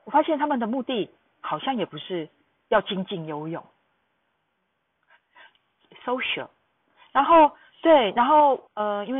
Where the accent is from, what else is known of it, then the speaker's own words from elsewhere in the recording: Taiwan; now in Tokyo, Japan; 我自己会告诉他们我是台湾人，